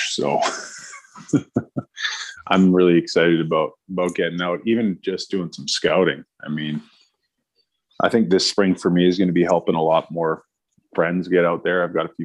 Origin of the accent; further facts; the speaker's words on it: Squamish, British Columbia, Canada; also born or lived in Washington State / Toronto; Small town BC kid. I grew up in Bracondale, BC, or Squamish, BC.